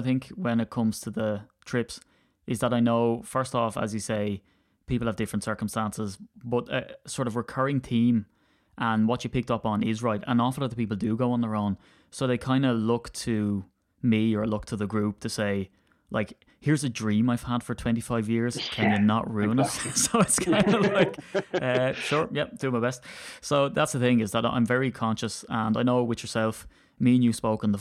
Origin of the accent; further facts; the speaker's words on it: Ireland; as an Irishman